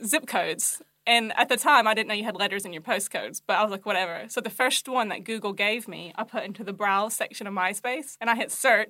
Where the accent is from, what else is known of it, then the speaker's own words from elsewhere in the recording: the South, United States; moved away as an adult; also born or lived in Hawaii; I'm from the South originally, so Tennessee, Kentucky.